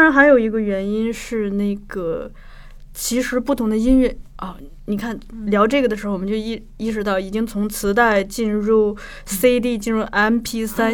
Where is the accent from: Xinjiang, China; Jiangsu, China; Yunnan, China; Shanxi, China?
Shanxi, China; moved away; 我们老家山西也有过